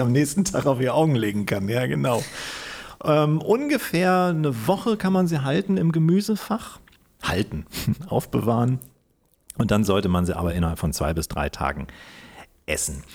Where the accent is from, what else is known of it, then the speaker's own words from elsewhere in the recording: Kiel, Schleswig-Holstein, Germany; ich bin ja auch Kieler